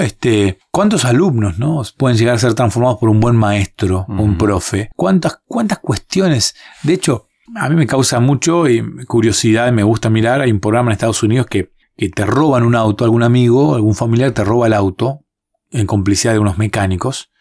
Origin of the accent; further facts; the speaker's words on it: Argentina; En un país como el nuestro, como Argentina